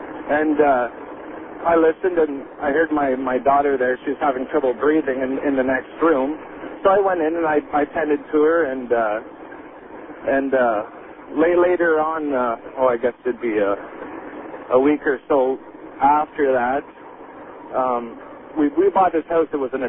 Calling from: Kingston, Ontario, Canada; I'm calling you from Kingston, Ontario, Canada.

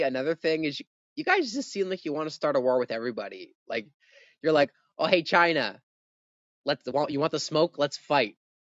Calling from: Canada; I'm talking from Canada.

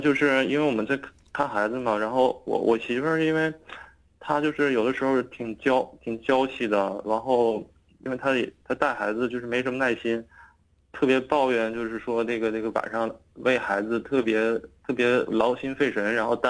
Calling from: Shenyang, Liaoning, China; 我是沈阳的 {S1} 嗯 {S3} 听众

